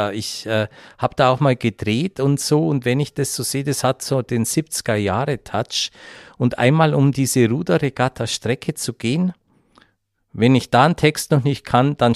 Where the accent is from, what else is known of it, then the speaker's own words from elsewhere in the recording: Bavaria, Germany; now in Austria; in Österreich hast du es als Bayer dann eh leichter. Also Bayern, ich, ich hatte einen guten Stand damals am, am Theater.